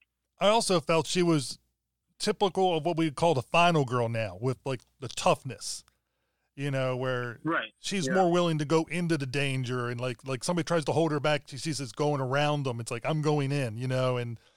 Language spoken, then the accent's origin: English; East Coast, United States; I'm from the East Coast.